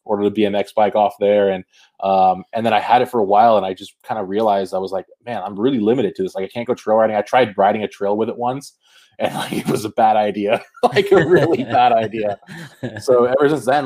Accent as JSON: {"language": "English", "area": "Marin County", "region": "California", "country": "United States", "tie": "born or raised there", "said": "growing up, it's like I'd see some of the just mind-blowingly ridiculous things that would happen around here"}